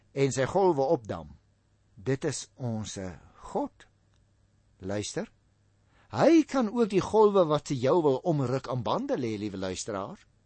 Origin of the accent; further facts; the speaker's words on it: Paarl, Western Cape, South Africa; moved away; also born or lived in Stellenbosch; ons kom oorspronklik van die Parel af